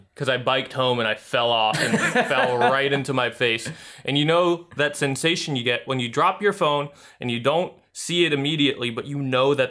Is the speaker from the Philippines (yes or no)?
yes; Philippines; I'm Filipino. I got the blood in me.